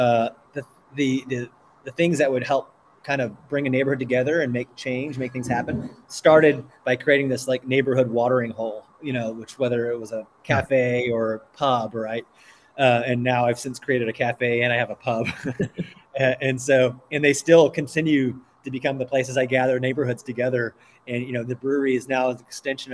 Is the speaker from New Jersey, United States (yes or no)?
no; Oklahoma, United States; I come from Oklahoma